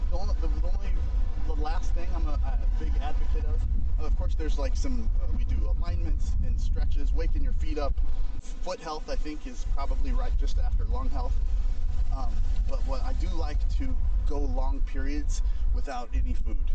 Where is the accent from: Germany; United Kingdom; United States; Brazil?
United States; St. Louis, Missouri; So I grew up in St. Louis